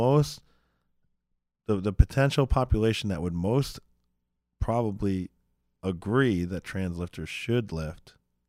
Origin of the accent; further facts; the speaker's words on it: New York, United States; I mean, I grew up in New York, and I know a lot of Jewish people.